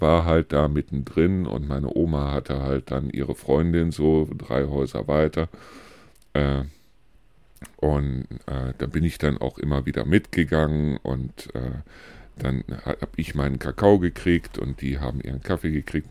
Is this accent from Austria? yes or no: no; Neuss, North Rhine-Westphalia, Germany; moved away as an adult; now in Deisel, Germany; wo ich aufgewachsen bin, das ist ein Vorort von Neuss, im Süden von Neuss, Neuss-Reuschenberg